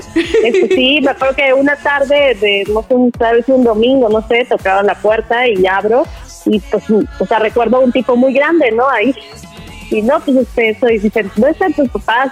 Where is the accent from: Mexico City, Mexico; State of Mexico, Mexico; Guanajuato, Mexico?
Guanajuato, Mexico; moved away; also born or lived in Coatzacoalcos, Veracruz; cuando Vicente Fox fue candidato a gobernador del estado de Guanajuato, fue casa por casa en mi pueblito o en mi colonia, no sé, y fue a mi hogar